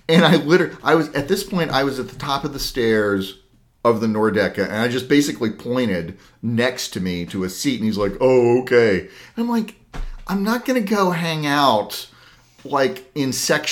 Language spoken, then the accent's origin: English; Columbus, Ohio, United States; the Clippers are technically my hometown baseball team